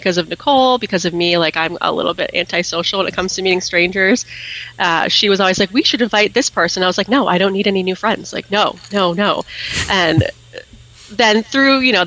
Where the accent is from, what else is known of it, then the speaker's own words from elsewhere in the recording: Gilford, New Hampshire, United States; I grew up in Guilford, New Hampshire